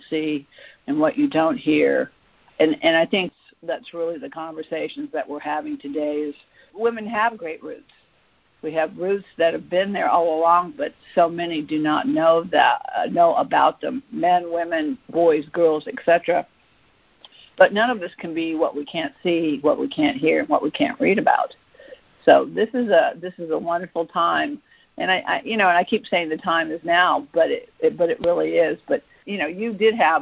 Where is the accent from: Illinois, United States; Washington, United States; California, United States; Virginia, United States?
Virginia, United States; Fairfax County; I'm actually from that area. I went to Thomas Jefferson High School, so I grew up in Fairfax County